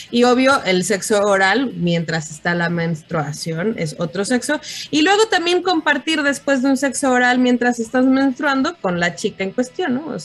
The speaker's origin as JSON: {"language": "Spanish", "region": "Mexico City", "country": "Mexico", "said": "soy Chilango, soy..."}